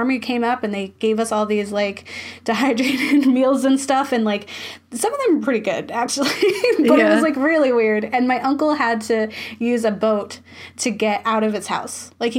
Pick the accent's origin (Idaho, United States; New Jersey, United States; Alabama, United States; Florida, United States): Florida, United States; growing up in Florida, we had tornado drills at school